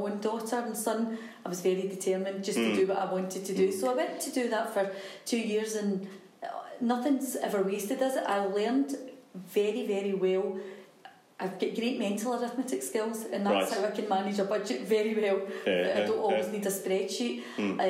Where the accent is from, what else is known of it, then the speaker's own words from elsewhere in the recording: East Kilbride, Scotland, United Kingdom; I was brought up in East Kilbride, two very, very supportive parents